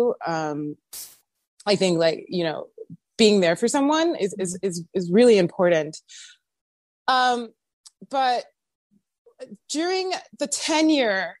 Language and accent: English; Miss Maryland USA, East Coast, United States; also born or lived in New York City; growing up on the East Coast